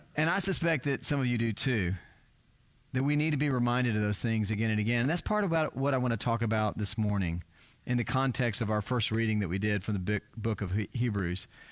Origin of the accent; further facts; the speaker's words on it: South Texas, United States; I grew up in South Texas